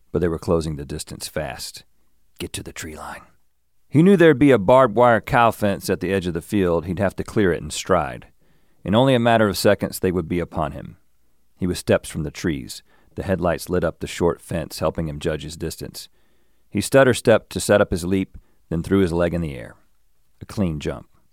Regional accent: the South, United States; growing up in the South

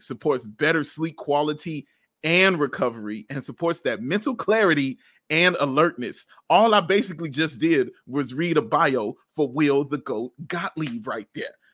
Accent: Chicago, Illinois, United States; I'm from, from the city

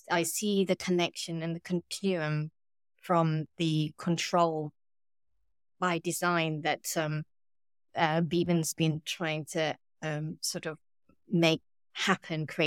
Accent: Thailand; moved away as an adult; I'm originally from Thailand

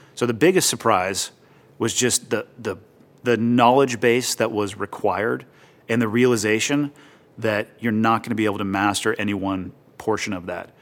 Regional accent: Santa Cruz, California, United States; moved away; also born or lived in Montana; I was born and raised in Santa Cruz, California, uh, basically right in the middle of the state, ocean town.

